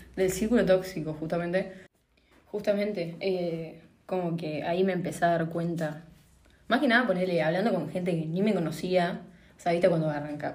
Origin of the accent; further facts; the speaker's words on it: Paraná, Entre Ríos, Argentina; soy de Paraná.